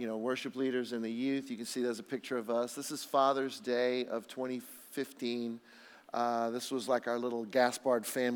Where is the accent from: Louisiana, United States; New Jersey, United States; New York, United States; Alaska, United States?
Louisiana, United States; Lafayette; we're from Lafayette, Louisiana.